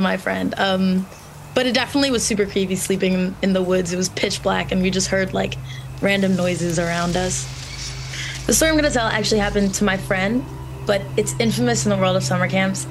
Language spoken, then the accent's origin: English; Long Island, New York, United States; I grew up on Long Island